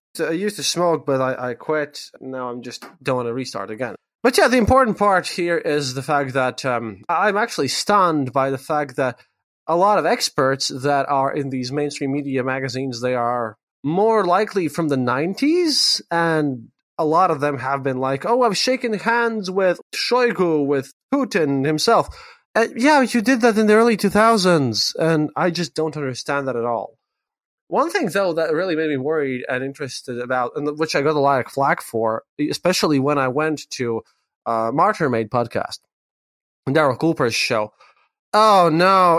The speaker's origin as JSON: {"language": "English", "town": "Riga", "country": "Latvia", "said": "I am from Riga"}